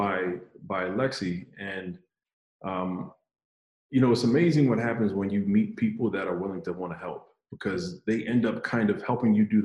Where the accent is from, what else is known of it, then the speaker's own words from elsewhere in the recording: Philadelphia, Pennsylvania, United States; moved away as an adult; also born or lived in Fayetteville, North Carolina; I'm from the Philadelphia area, so we call it water ice